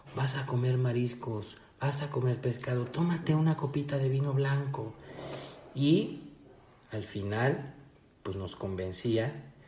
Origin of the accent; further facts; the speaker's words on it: Mexico